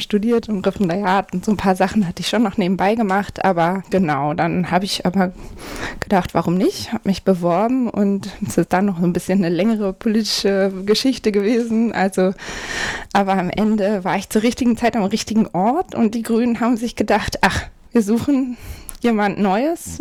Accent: Hamburg, Germany; ich komme aus Hamburg-Eimsbüttel, also einem, kann man sagen, einem sehr grünen Bezirk in Hamburg

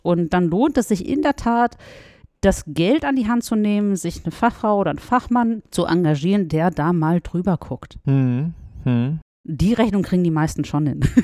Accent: Russia; now in Frankfurt, Germany; ich bin in Russland geboren, spreche Russisch und Deutsch

